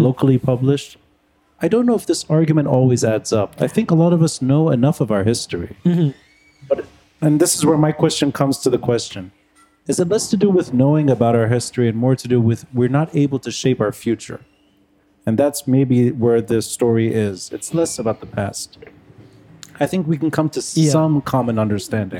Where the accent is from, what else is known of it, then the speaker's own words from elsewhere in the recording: Beirut, Beirut Governorate, Lebanon; I grew up in Talat al Khayat